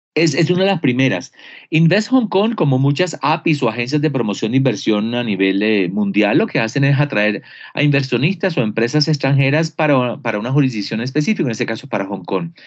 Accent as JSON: {"language": "Spanish", "town": "Barranquilla", "region": "Atlántico", "country": "Colombia", "said": "Yo soy de Barranquilla, de la Universidad del Norte, provincia"}